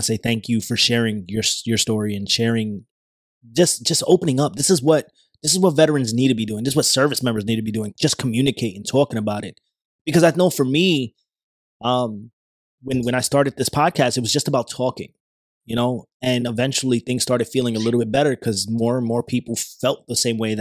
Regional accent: New York, United States; when I was a kid growing up in New York

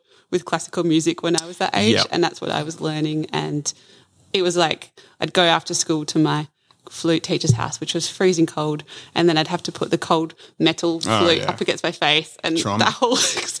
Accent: Adelaide, South Australia, Australia; also born or lived in Northern Rivers; So I moved to the Mid-North Coast just over a year ago from Northern Rivers, but I'm originally from Adelaide and have moved around the country to different places.

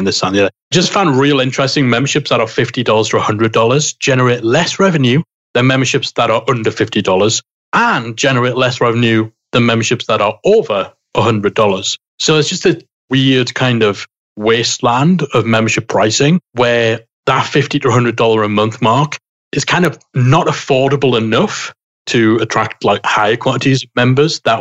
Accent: United Kingdom; I'm British

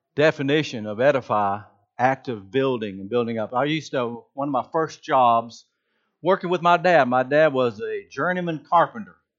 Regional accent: Georgia, United States; I'm from Georgia

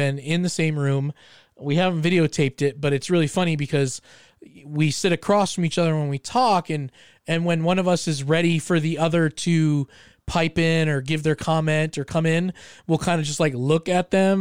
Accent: Colorado Springs, Colorado, United States; we live in Colorado. We come from Colorado Springs

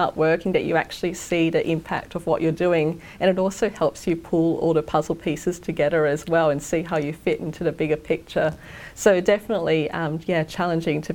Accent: Sunshine Coast, Queensland, Australia; I went to high school on the Sunshine Coast, and then for most of the first year of university, I was travelling from the Sunshine Coast to university.

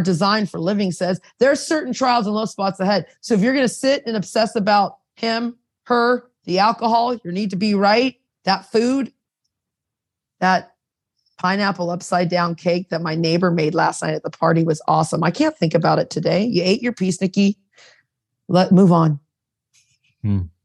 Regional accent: United States; now in Toronto, Canada; I was raised in America and then I'm I've been here 30 years in Canada

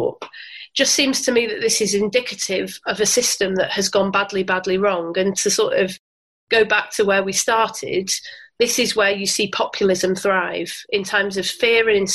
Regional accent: Bury, North West England, United Kingdom; also born or lived in Manchester; I grew up in Bury, which is just down the road from here

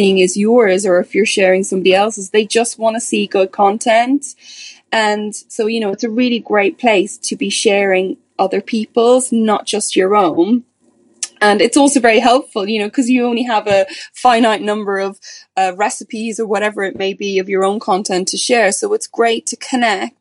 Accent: Ireland; also born or lived in England, United Kingdom; now in United Kingdom; As you can probably tell from my accent, I'm originally from Ireland, but I'm living in the UK now.

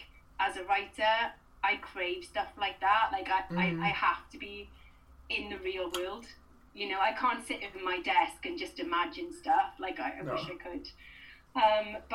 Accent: Swansea, Wales, United Kingdom; I was from Swansea

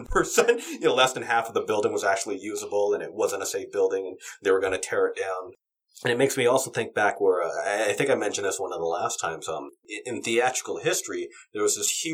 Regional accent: California, United States; as a Californian

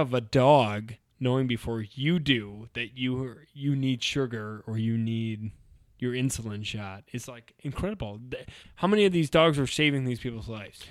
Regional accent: Idaho, United States; we're from Ida, so, like, cows and stuff are pets

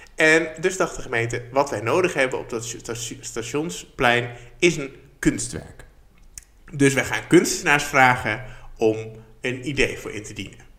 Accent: Barneveld, Gelderland, Netherlands; in Barneveld, waar ik vandaan kom

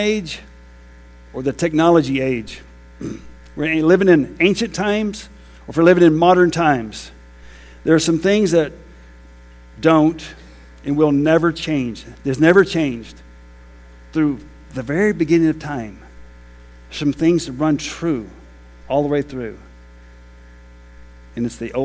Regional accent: United States; I'm American.

